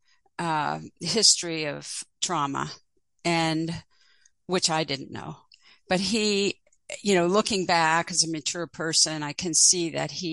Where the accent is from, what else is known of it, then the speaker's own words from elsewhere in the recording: Pittsburgh, Pennsylvania, United States; I grew up in Pittsburgh, and I was born in 1949